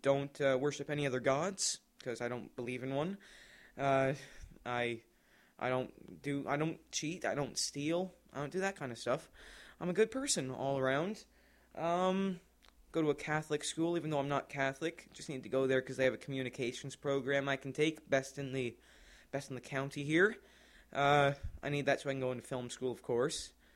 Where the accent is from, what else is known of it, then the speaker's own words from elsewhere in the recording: Canada; I'm from Canada